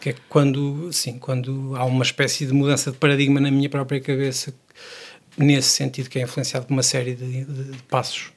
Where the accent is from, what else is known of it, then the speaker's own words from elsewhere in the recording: Praia da Barra, Aveiro District, Portugal; Barra é de onde eu sou